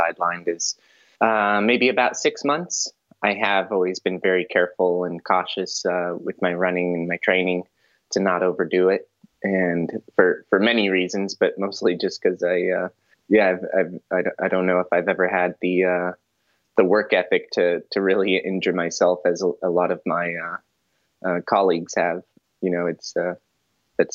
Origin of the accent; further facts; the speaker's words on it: Colorado, United States; now in California, United States; I'm a Colorado boy. I'm from the Rocky Mountains